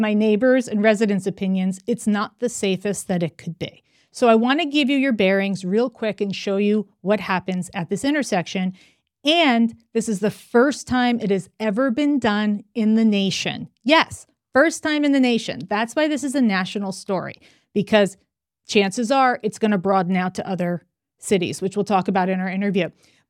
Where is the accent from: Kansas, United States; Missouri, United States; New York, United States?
New York, United States; also born or lived in Los Angeles; I come from New York and LA.